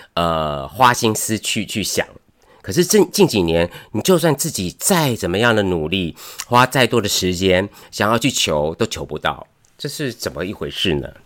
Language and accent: Chinese; Taiwan; 对我们台湾人来说